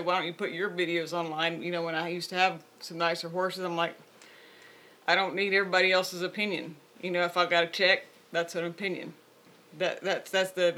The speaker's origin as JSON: {"language": "English", "region": "the South", "country": "United States", "tie": "born or raised there", "said": "I grew up in the South"}